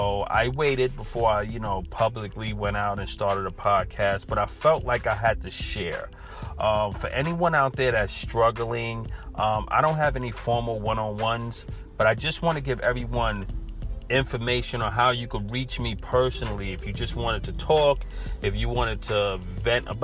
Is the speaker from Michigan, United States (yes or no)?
no; New York City, New York, United States; I'm from Brooklyn, New York